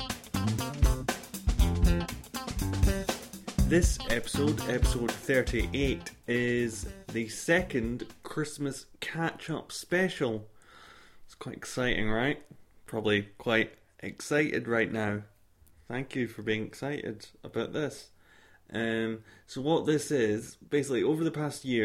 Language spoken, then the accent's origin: English; Scotland, United Kingdom; accent: Scottish; Scottish. It's a Scottish accent.